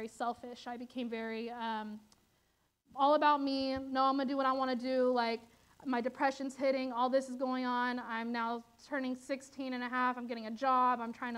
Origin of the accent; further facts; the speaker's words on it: Susanville, California, United States; moved away; I'm from Susanville, California, which is like 6 hours north